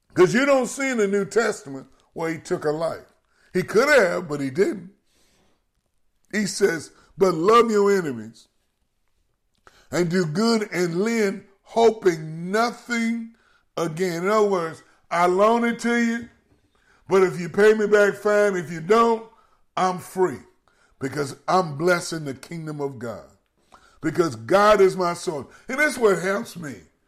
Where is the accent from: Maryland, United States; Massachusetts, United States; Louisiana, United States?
Louisiana, United States; Baton Rouge; my hometown in Baton Rouge